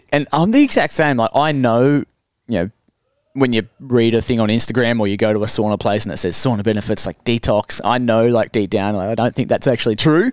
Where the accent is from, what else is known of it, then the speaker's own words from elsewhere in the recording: Hamilton, Victoria, Australia; also born or lived in Ballarat; I grew up in Hamilton and then went to Ballarat